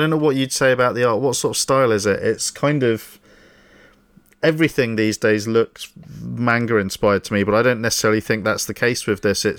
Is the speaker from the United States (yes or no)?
no; United Kingdom; but we're cheeky, aren't we? We're naughty British people.